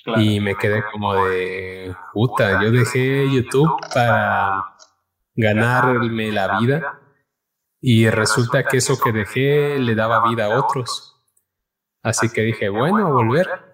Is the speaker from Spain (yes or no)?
no; Cochabamba, Bolivia; now in Mexico; soy un chico de Cochabamba, Bolivia. Vivo en México hace ocho años ya